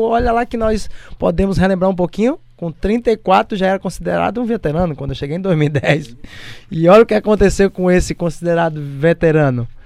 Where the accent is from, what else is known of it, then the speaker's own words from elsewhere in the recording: Bahia, Brazil; moved away; also born or lived in South Korea / Japan / Rio de Janeiro; porque sou baiano, né?